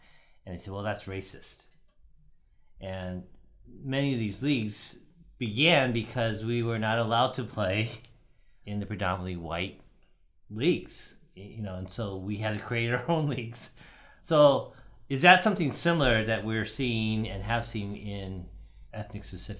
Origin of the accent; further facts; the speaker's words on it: United States; I'm Japanese American, so I remember as a kid, I used to play in the Japanese sports leagues.